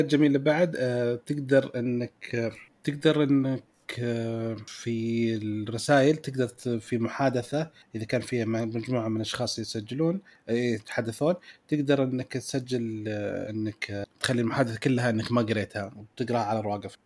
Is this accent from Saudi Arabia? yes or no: yes; Saudi Arabia